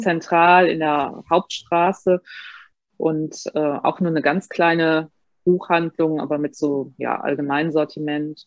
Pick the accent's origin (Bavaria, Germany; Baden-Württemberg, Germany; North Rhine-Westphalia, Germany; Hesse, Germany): North Rhine-Westphalia, Germany; Bad Honnef; ich bin gebürtig aus Bad Honnef